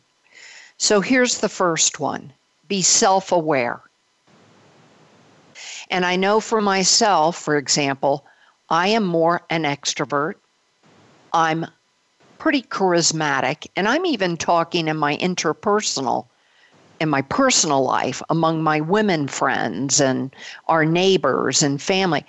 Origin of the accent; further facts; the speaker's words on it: Belgium; I was born of a Belgian mother. I was born in Belgium